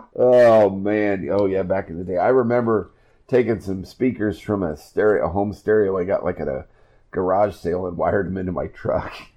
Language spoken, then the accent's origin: English; Iowa, United States; moved away; my home state of Iowa